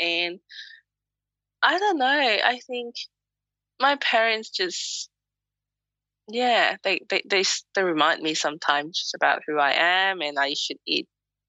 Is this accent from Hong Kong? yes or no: yes; Hong Kong; now in Melbourne, Australia; they asked me where I'm from. And instead of saying Hong Kong, I tell them I'm from Melbourne, Australia.